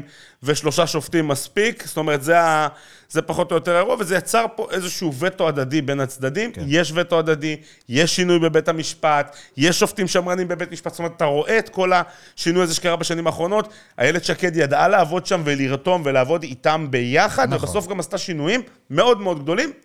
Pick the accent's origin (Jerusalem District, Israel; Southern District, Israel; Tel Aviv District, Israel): Jerusalem District, Israel; Jerusalem; אני ירושלמי, אה, דרך אגב, אה, מצד אחד דור שישי בירושלים